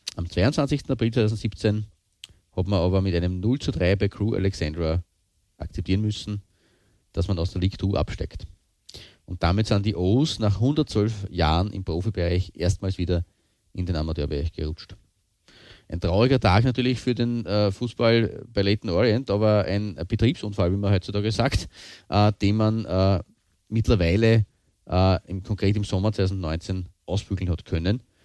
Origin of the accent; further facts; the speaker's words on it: Austria; bei uns in Österreich